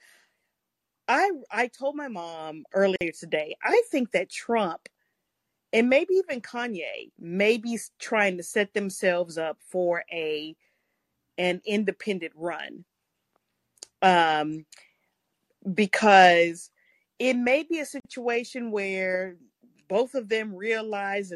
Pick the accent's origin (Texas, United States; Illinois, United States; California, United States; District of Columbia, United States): Texas, United States; I'm from Texas